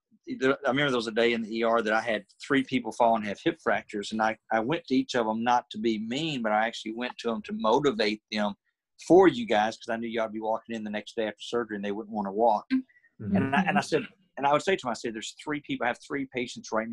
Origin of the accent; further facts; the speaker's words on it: Alabama, United States; I'm from Alabama